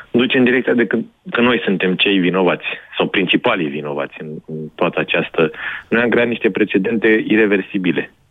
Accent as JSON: {"language": "Romanian", "region": "Oltenia", "country": "Romania", "said": "sunt din Oltenia și sunt exact în vecinătatea bazinului uh, mhm. limitului Oltenia"}